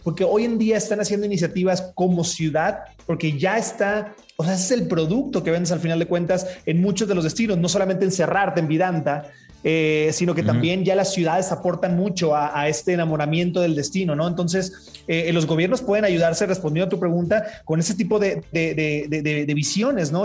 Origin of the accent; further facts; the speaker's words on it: Mazatlán, Sinaloa, Mexico; soy de Mazatlán